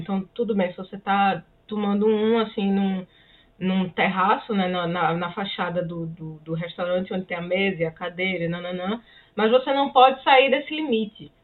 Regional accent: Brazil; moved away as an adult; now in Canada; de onde nós viemos, assim, no é, Brasil

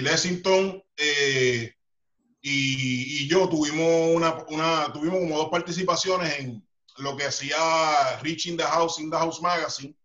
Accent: Carolina, Puerto Rico; soy eh, nacido y criado en lo que es Puerto Rico, Carolina, Puerto Rico.

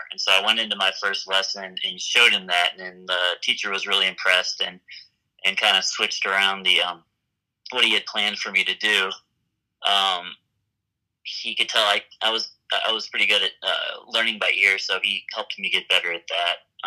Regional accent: Memphis, Tennessee, United States; moved away as an adult; now in Fort Collins, United States; I grew up in Memphis, Tennessee

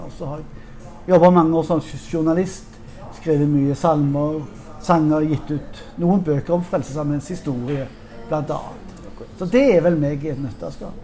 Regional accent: Western Norway, Norway; jeg er på, fra Vestlandet

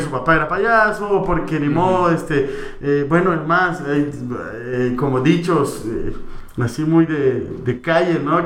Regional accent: El Salvador; como buen salvadoreño

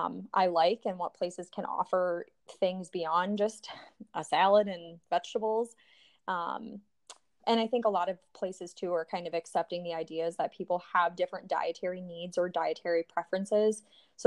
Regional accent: Iowa, United States; So I'm from Iowa. I'm 25.

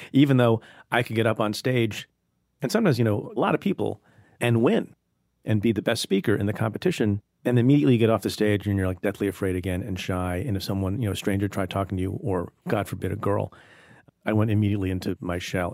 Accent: India; now in United States; I was born in India

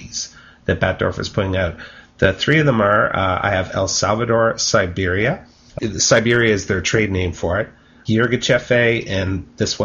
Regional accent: Canada; I'm Canadian

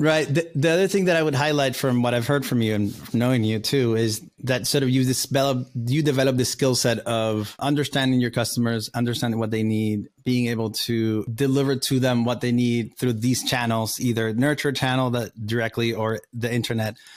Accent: Valencia, Carabobo, Venezuela; English is a second language; now in United States; I grew up with Venezuela, we grew up together in Valencia

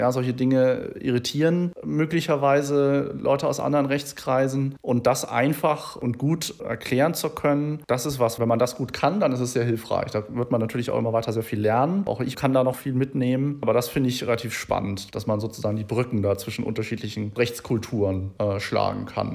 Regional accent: Germany; als Deutscher, der halt irgendwie so da durch die Bildungseinrichtungen ge gelaufen ist

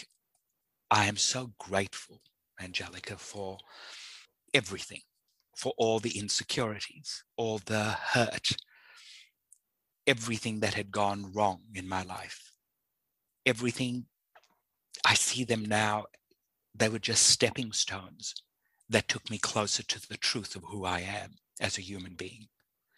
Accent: South Africa; I was born in South Africa at the height of the apartheid system.

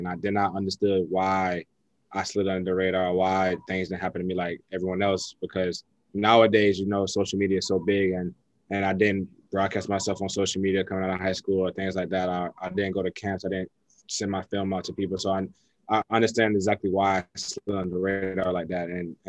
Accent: the South, United States; because I'm all about family, and growing up in the South, you know about hospitality and things like that.

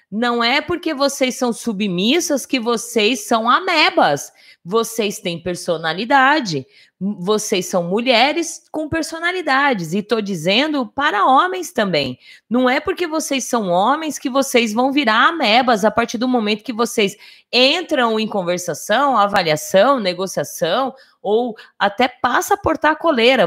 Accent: Brazil; eu sou brasileira, eu falo português

